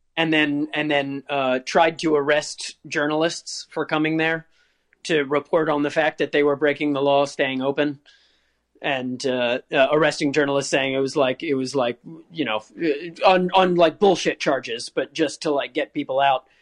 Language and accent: English; Virginia, United States; I grew up in Virginia